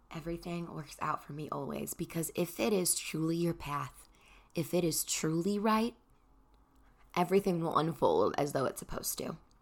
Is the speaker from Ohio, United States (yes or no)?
no; Chicago, Illinois, United States; I'm from Chicago